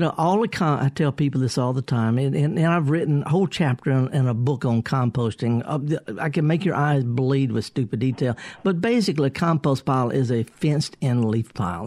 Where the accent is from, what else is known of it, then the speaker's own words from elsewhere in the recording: Mississippi Delta, United States; I, am from there. I flunked out of Mississippi Delta Junior College